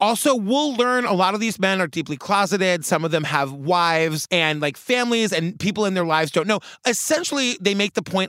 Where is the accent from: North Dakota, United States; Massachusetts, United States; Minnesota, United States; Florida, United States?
Massachusetts, United States; Harwich; born or raised there; moved away